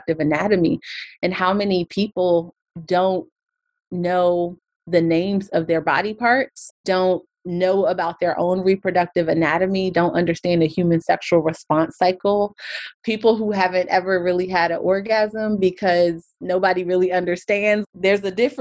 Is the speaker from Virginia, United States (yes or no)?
yes; Alexandria, Virginia, United States; I grew up in Alexandria